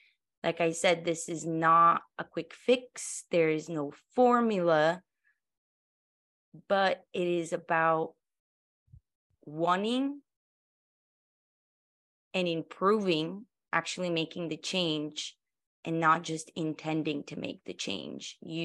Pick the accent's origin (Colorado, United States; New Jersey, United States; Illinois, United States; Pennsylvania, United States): Colorado, United States; we're all from Colorado. You know, I lived there for many years.